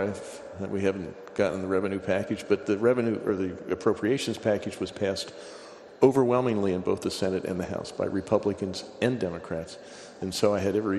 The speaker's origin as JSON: {"language": "English", "region": "Pennsylvania", "country": "United States", "tie": "born or raised there", "said": "I grew up in Pennsylvania."}